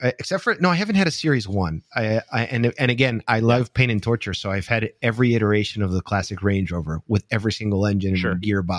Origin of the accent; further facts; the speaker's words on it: Spain; I grew up in Spain